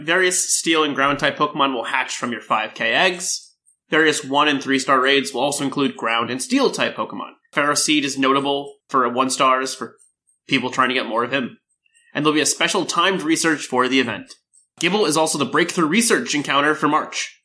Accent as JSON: {"language": "English", "country": "United States", "said": "I'm from the States"}